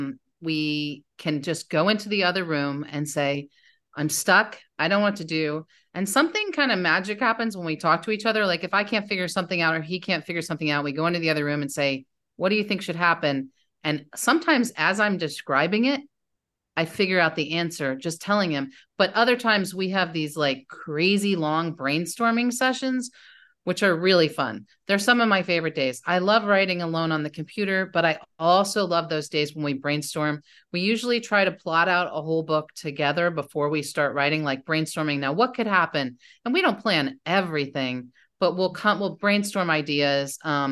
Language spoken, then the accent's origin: English; New Jersey, United States; also born or lived in Indiana; now in Bowling Green, United States; And I grew up in New Jersey. And I mostly grew up in the North. I also grew up in Indiana for a while.